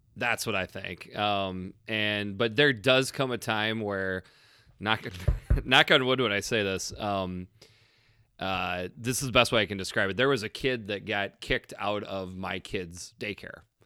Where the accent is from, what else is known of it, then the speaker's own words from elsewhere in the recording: Iowa, United States; being from Iowa